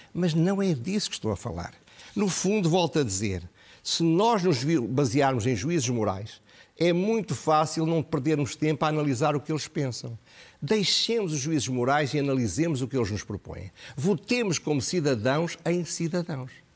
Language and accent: Portuguese; Portugal; como portugueses